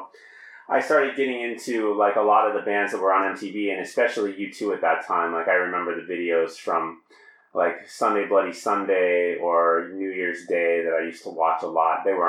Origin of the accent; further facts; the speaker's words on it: Denver, Colorado, United States; now in Poland; I grew up in Denver, Colorado.